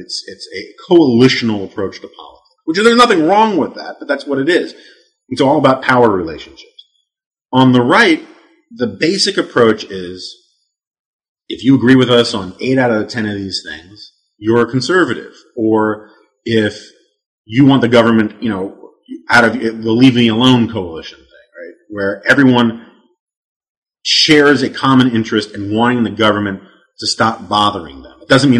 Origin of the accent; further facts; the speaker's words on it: New York City, New York, United States; I always use the joke that I was like Christians in ancient Rome growing up on the Upper West Side of Manhattan.